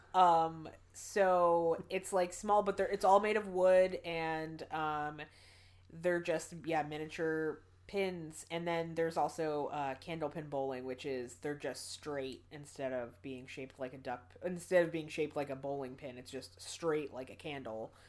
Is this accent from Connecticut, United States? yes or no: yes; Connecticut, United States; moved away as an adult; now in Philadelphia, United States; I grew up in Connecticut